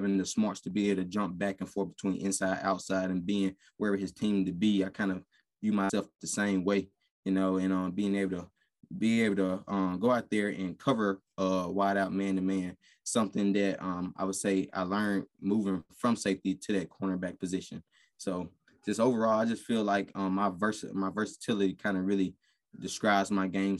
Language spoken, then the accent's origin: English; Mississippi, United States; moved away as an adult; now in Idaho, United States; I'm coming from Mississippi